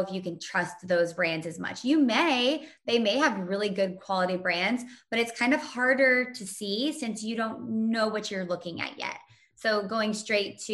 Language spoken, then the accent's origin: English; Indiana, United States; I was born and raised in Indiana